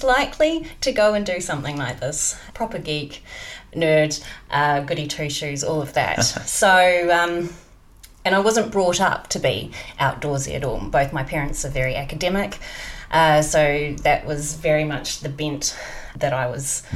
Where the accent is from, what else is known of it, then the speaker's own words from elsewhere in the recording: New Zealand; moved away; being from New Zealand